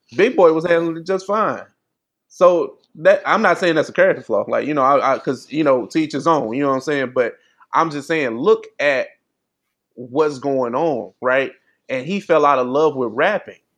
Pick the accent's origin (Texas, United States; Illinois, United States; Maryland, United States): Illinois, United States; East St. Louis; I grew up in St. Louis. I mean, I'm from East St. Louis, which is basically the St. Louis area